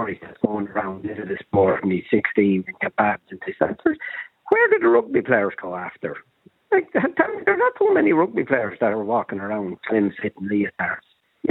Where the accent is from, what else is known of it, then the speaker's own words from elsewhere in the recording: Ireland; We are Irish